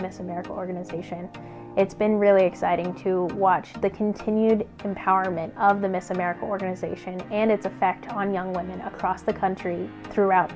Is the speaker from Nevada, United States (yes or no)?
no; El Dorado, Kansas, United States; I'm from Eldorado, Kansas